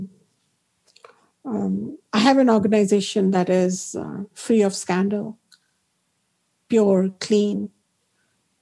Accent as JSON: {"language": "English", "town": "Ayodhya", "region": "Uttar Pradesh", "country": "India", "tie": "born or raised there", "moved": "yes", "said": "growing up in Ayodhya, our deity is Rama, Sita, Lakshmana, Hanumana, because we have grown up in Ram Lala's home in Ayodhya"}